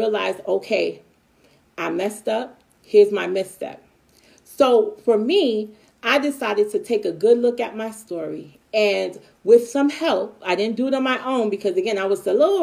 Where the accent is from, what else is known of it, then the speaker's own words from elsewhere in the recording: New York City, New York, United States; also born or lived in Long Island; we lived in Brooklyn at the time, and then we moved from Brooklyn to Long Island around my teenage years. It was high school. 14 years old